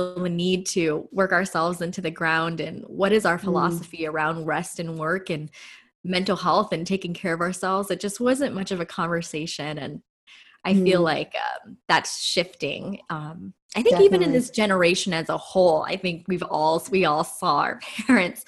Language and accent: English; Los Angeles, California, United States; So I grew up in inner city LA. I'm a total like city girl.